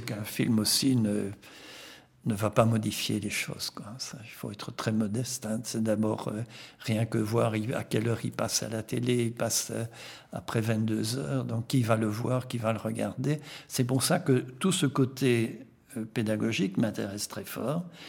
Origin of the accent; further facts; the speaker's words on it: Belgium; first language Flemish; French is a second language; je suis flamand d'origine, je suis un flamand francophone.